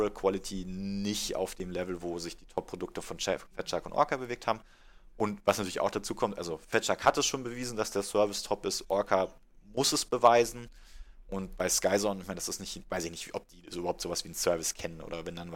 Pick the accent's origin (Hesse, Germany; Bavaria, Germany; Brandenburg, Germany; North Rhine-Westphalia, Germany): Bavaria, Germany; Munich; Und was natürlich für uns als Münchner ganz, ganz spannend wird